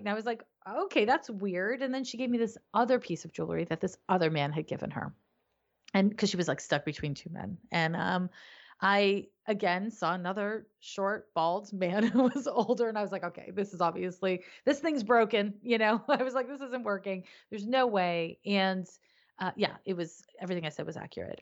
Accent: Canada; moved away as an adult; also born or lived in San Francisco; now in United States; I'm living in the U S, but I'm originally from Canada.

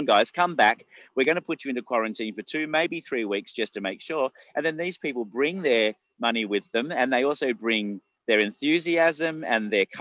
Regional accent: Australia; as an Australian

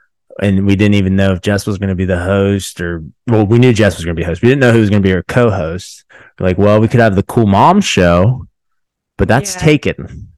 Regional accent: Zanesville, Ohio, United States; we're nationally known as where the exotic animals broke loose from somebody's personal.

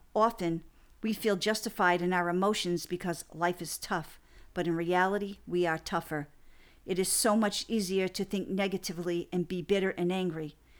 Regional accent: Fall River, Massachusetts, United States; my hometown of Fall River, Massachusetts

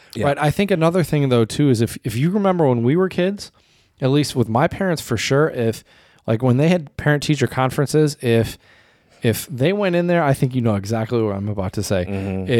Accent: United States; but I'm just speaking from my own experience as an American.

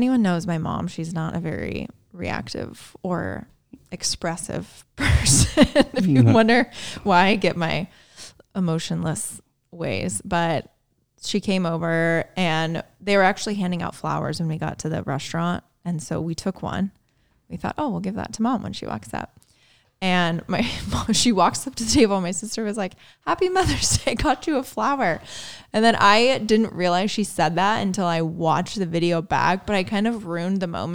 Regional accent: Indiana, United States; born or raised there; moved away

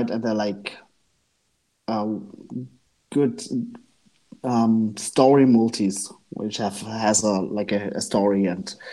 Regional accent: Gera, Thuringia, Germany; English is a second language; moved away as an adult; now in Hanover, Germany; I grew up in Eastern Germany

